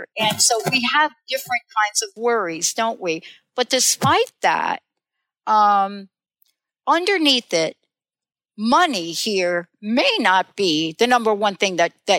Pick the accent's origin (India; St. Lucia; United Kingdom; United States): United States; New Jersey; also born or lived in New York; now in Seattle, United States; I moved clear across from Jersey, grew up in New York, New Jersey all my life, moved to Seattle